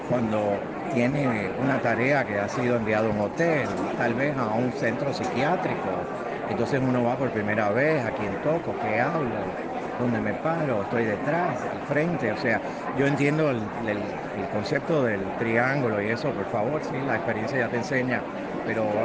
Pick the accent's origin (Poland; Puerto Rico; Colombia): Puerto Rico; also born or lived in Cuba; now in Connecticut, United States; Yo soy de Puerto Rico porque me considero puertorriqueño de San, como decir, de corazón, pero soy cubano de nacimiento porque de Cuba pues llegamos a Puerto Rico. Vivo en Connecticut